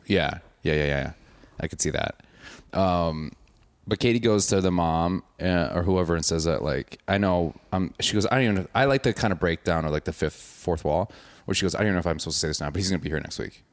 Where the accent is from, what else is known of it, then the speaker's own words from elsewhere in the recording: suburb of Milwaukee, Wisconsin, United States; I'm not from Milwaukee. I'm from a suburb